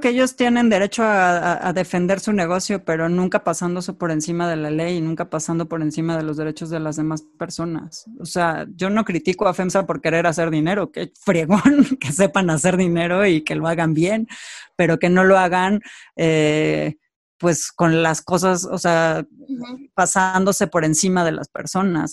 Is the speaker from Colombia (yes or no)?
no; Mexico; como mexicanos